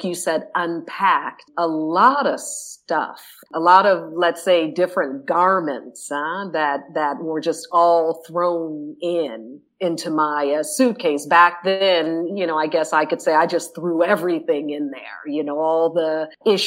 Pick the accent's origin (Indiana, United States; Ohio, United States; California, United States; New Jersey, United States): Indiana, United States; Indianapolis; moved away as an adult; also born or lived in Netherlands; I am originally from Indianapolis, Indiana